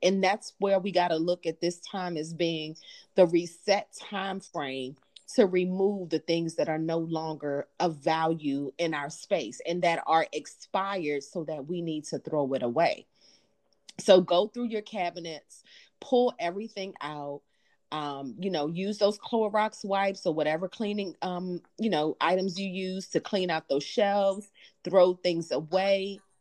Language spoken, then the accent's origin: English; Jamaica; I'm from Jamaica.